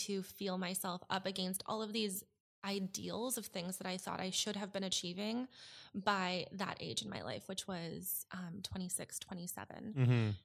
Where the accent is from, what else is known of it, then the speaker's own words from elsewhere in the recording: suburb outside Edmonton, Alberta, Canada; moved away as an adult; I moved from Alberta, um, a suburb just outside of Edmonton when I was twenty